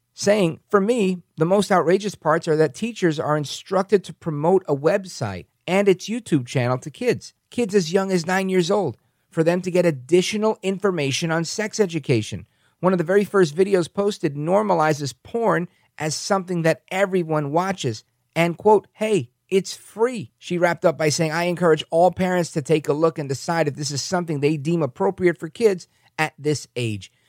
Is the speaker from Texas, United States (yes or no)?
no; New York City, New York, United States; now in Bergen County, New Jersey, United States; I grew up in Brooklyn, but I live in Bergen County, New Jersey